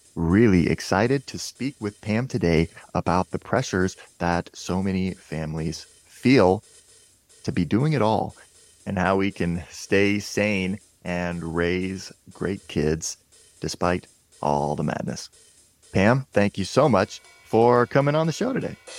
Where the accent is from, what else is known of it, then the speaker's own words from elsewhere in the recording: Portland, United States; I grew up in Portland where if it snows an inch, it's like the whole, everybody freaks out.